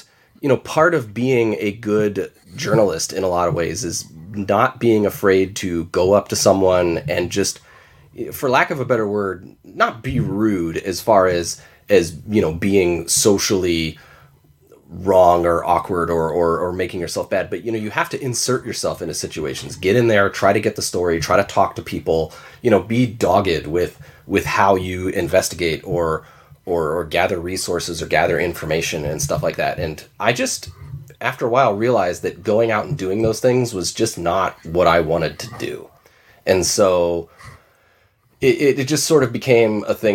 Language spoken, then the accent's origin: English; Torrance, California, United States; moved away as an adult; now in Grand Rapids, United States; I grew up in Torrance, California, which is a large city